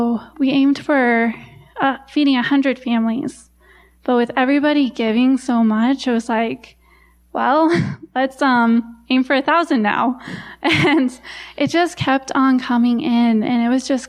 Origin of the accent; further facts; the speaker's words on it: United States; the people would see me as an American